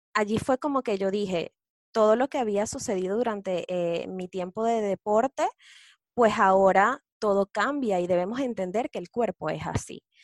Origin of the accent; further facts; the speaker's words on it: Venezuela; moved away as an adult; now in Chile; soy venezolana